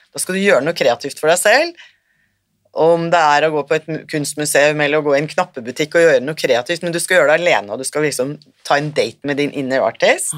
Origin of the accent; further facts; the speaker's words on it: Norway; moved away as an adult; also born or lived in Sri Lanka; kommer jeg fra Norge